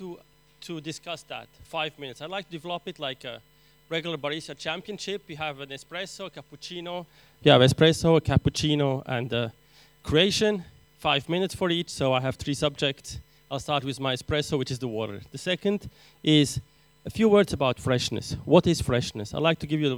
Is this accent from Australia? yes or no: no; Aleppo, Aleppo Governorate, Syria; now in Switzerland; I'm actually Armenian, born in Syria in Aleppo, but of course now I'm teaching in Switzerland.